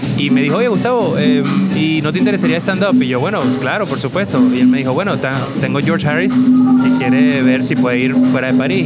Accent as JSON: {"language": "Spanish", "country": "Venezuela", "accent": "Venezuelan", "moved": "yes", "lives_now": "Lyon, France", "said": "escuché por mi acento, soy venezolano"}